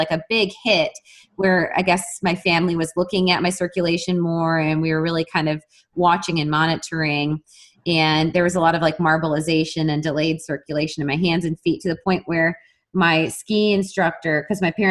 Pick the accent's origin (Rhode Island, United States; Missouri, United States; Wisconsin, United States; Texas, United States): Wisconsin, United States; I'm from Wisconsin and a cold environment